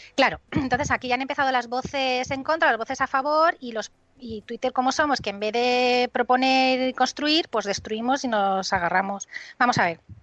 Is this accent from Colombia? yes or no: no; Benidorm, Valencian Community, Spain; yo soy de Benidorm